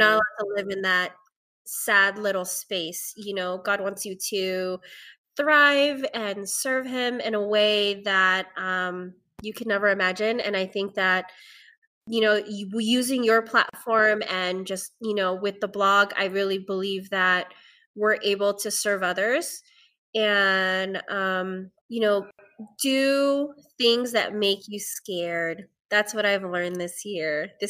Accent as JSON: {"language": "English", "country": "Philippines", "said": "as a Filipina who has depression and anxiety, and it's taken me a long time to even be okay with saying"}